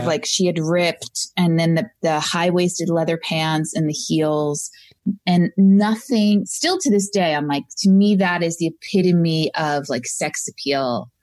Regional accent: Long Island, New York, United States; moved away; Originally from Long Island

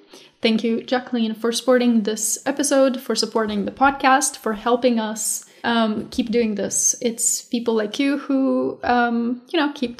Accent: Moldova; moved away; I was born in Moldova. And so, you know, then I moved away and now I kind of have to like visit for various reasons.

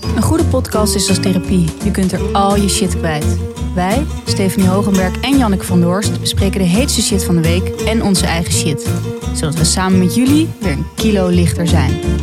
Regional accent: North Holland, Netherlands; als je uit het noorden komt, zoals ik, Noord-Holland

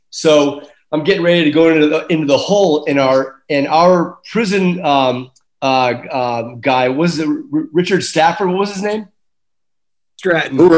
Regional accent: Ireland; It was freezing on the stage and I'm Irish.

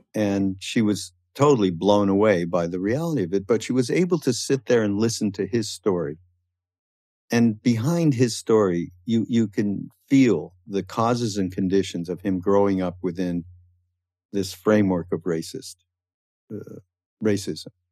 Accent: Canada; now in United States; although I'm from Canada and, and I had a little bit of a different upbringing uh, related to people who were brought up in the States

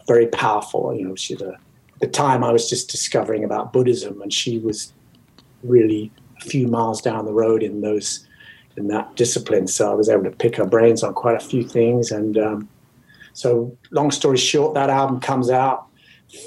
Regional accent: England, United Kingdom; now in United States; as English

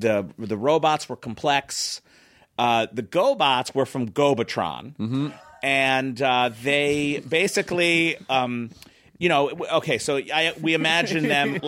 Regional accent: Philadelphia, Pennsylvania, United States; I was from Philly.

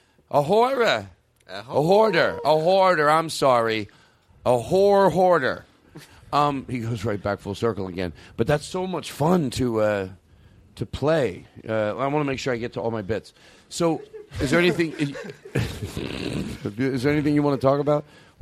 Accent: Pasadena, California, United States; I'm from Pasadena.

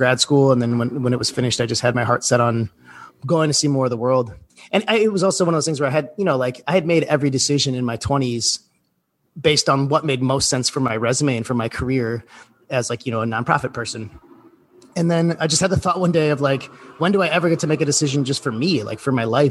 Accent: Milwaukee, Wisconsin, United States; moved away as an adult; also born or lived in Fox Point; I grew up in Milwaukee on the North Shore there.

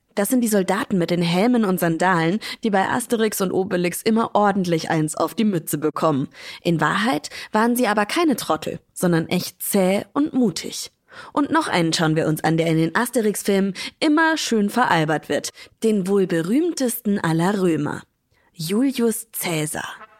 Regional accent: Schweinfurt, Bavaria, Germany; in meiner Heimatstadt Schweinfurt

